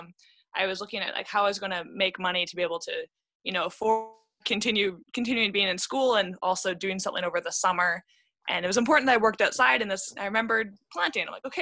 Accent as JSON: {"language": "English", "town": "Vancouver", "region": "British Columbia", "country": "Canada", "tie": "born or raised there", "said": "I am from BC, so I was born in Vancouver"}